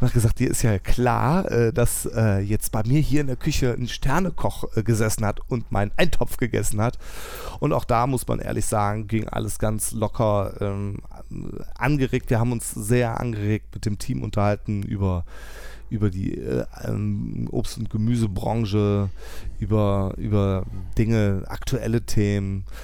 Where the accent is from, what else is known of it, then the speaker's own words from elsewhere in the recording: Tönisvorst, North Rhine-Westphalia, Germany; ich komme aus Tönesforst.